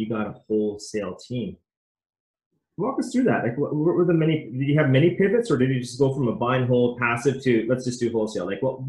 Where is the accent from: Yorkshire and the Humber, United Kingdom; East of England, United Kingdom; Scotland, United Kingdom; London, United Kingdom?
London, United Kingdom; I'll say, yeah, I'm from London.